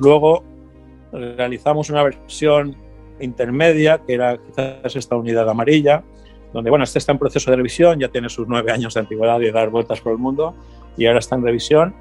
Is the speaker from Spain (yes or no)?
yes; Torrent, Valencian Community, Spain; desde un tallercito pequeño en Torrente, mi ciudad natal en Valencia